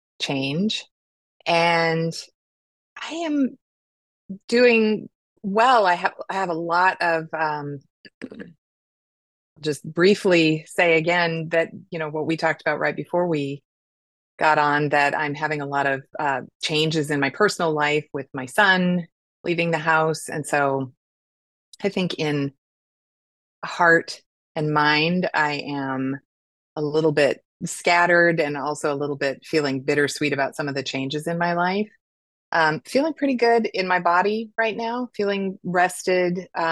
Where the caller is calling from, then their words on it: San Diego, California, United States; I am joining you from San Diego, California, United States, obviously. It's beautiful here right now.